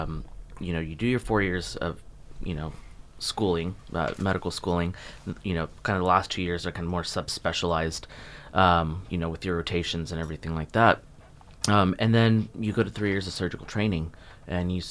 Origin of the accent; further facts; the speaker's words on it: Texas, United States; moved away as an adult; also born or lived in South Florida; now in Jupiter, United States; I was born and raised in Texas and then moved here for podiatry school